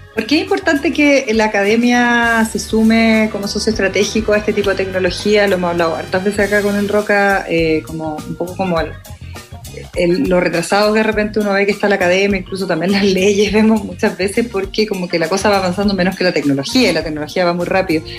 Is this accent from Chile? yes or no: yes; Osorno, Los Lagos, Chile; moved away; yo que soy nacida y criada en Osorno